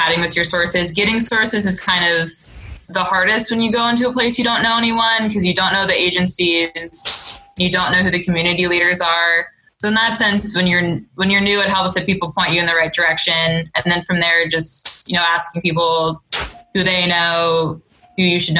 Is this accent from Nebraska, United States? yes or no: no; Gaithersburg, Maryland, United States; also born or lived in Wisconsin; I'm from Gaithersburg, Maryland